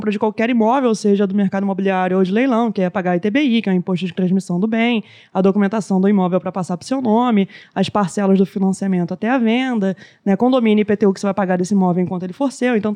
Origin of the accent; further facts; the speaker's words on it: Rio de Janeiro, Brazil; Ó, oh, é que a gente, como carioca, você tem